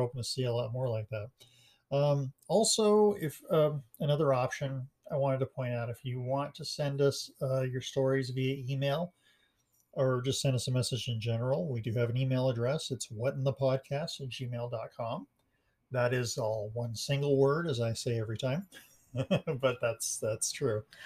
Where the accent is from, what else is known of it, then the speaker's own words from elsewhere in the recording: Montrose, Colorado, United States; I was born and raised in Montrose, Colorado